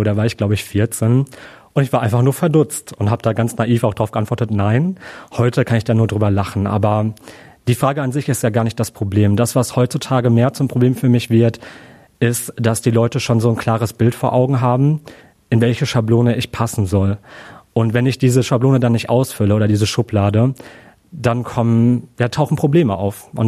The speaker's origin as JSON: {"language": "German", "country": "Germany", "said": "ja, ich bin Deutscher, ich habe einen deutschen Pass."}